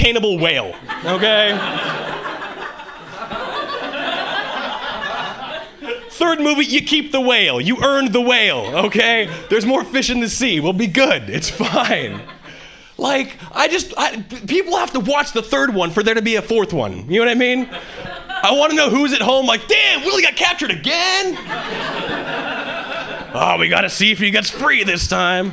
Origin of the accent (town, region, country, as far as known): Hawaii, United States; born or raised there; moved away as an adult; now in Boston, United States